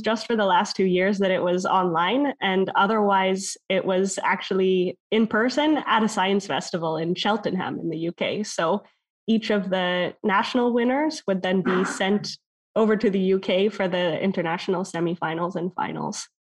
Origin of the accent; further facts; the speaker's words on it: Canada; moved away; as a Canadian.